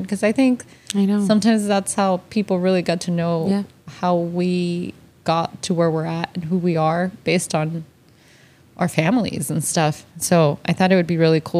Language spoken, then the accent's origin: English; Miami, Florida, United States; also born or lived in Honduras / Nicaragua; I grew up in a very American area of Miami